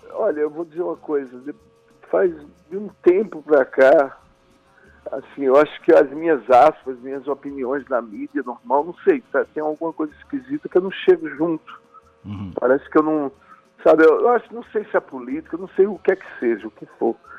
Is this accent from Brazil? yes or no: yes; Pernambuco, Brazil; pernambucano, nascido nos trópicos